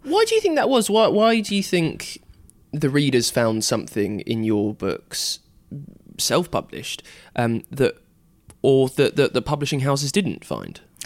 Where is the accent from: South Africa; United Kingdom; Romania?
United Kingdom; I'm British